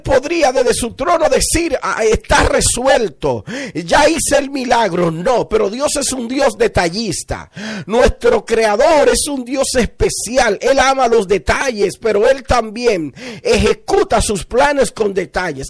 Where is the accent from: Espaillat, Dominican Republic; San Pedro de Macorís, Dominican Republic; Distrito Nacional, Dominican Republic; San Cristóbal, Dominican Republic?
San Cristóbal, Dominican Republic; Villa Altagracia; de la región de donde yo vengo, ah, de Villa Altagracia